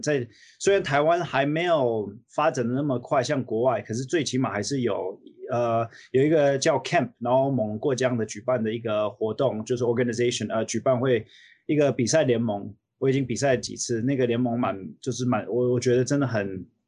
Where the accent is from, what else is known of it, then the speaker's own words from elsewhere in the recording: United States; also born or lived in Taiwan; 我小时候是在美国长大的